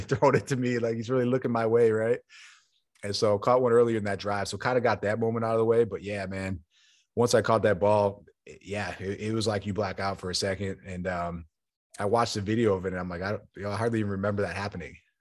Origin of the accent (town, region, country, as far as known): Buffalo, New York, United States; moved away as an adult; also born or lived in Arizona